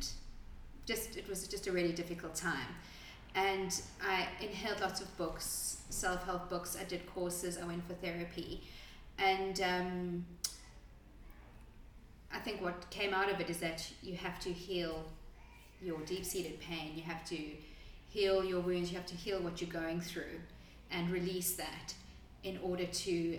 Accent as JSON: {"language": "English", "country": "South Africa", "moved": "as an adult", "lives_now": "Adelaide, Australia", "said": "I am originally from South Africa and moved to Adelaide, Australia about 12"}